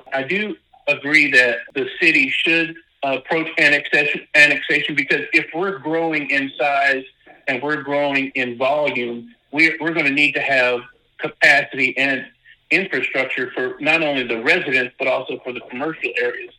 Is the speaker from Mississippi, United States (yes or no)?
yes; Mississippi, United States; I grew up in Mississippi